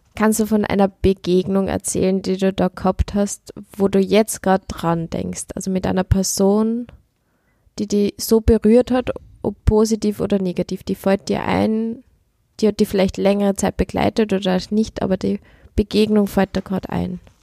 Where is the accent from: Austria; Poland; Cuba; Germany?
Austria; Upper Austria; moved away as an adult; now in Vienna, Austria; ich komme aus Oberösterreich